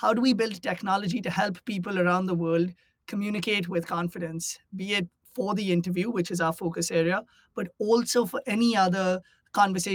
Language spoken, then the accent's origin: English; India; moved away as an adult; now in United States; I grew up in India and I came to the US for college.